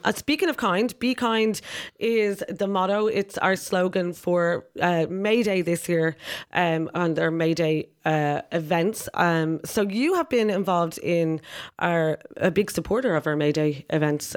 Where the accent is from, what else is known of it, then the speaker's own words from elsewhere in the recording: Ireland; we're Irish